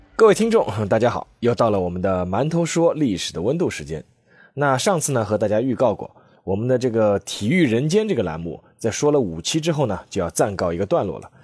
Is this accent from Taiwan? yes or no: no; China; 美国这个国家对我们中国人而言呢，似乎是又熟悉又陌生